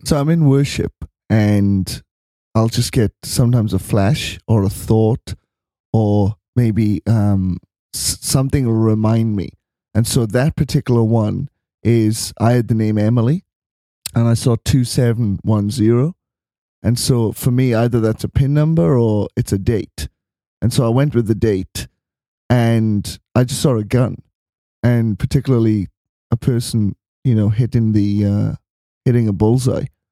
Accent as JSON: {"language": "English", "region": "Wales", "country": "United Kingdom", "moved": "yes", "lives_now": "Melbourne, Australia", "said": "we live in Melbourne. And I'm from Wales."}